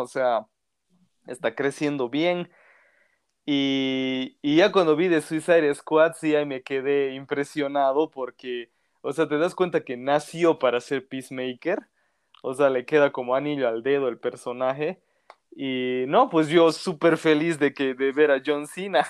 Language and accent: Spanish; Bolivia; soy de Bolivia